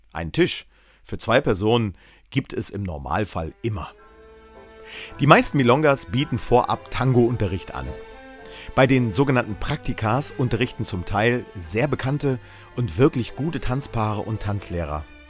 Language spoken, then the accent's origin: German; East Germany, Germany; meine Kindheit in der DDR